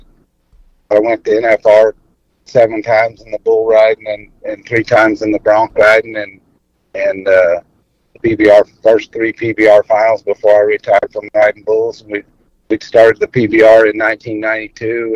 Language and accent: English; New Mexico, United States; also born or lived in Artesia, New Mexico / El Paso, Texas / West Texas; I grew up in New Mexico and West Texas. Actually, went to school all through high school in El Paso, but I was born in Artesia, New Mexico, and we spent most of our time in New Mexico